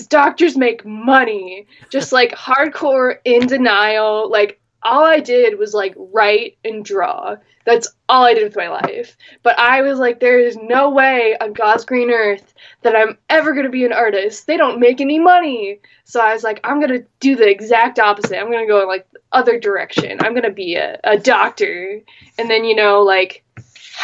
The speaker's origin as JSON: {"language": "English", "region": "Minnesota", "country": "United States", "tie": "born or raised there", "said": "I am a Minnesotan, born and bred, Midwestern"}